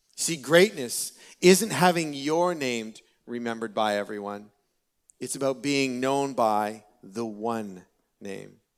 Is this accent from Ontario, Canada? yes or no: yes; Peterborough, Ontario, Canada; I was born and raised in Peterborough